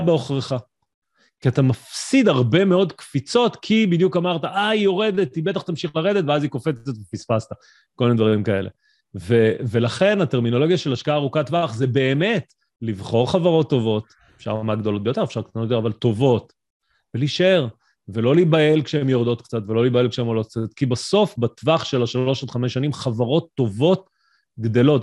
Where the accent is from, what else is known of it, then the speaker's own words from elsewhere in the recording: Israel; אנחנו ישראלים